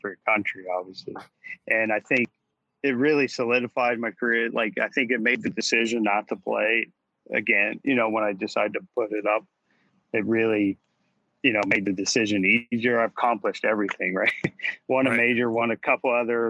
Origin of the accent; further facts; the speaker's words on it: United States; I'm an American